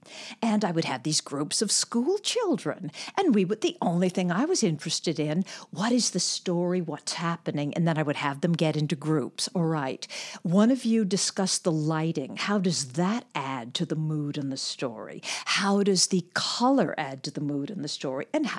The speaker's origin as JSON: {"language": "English", "town": "Los Angeles", "region": "California", "country": "United States", "said": "Los Angeles."}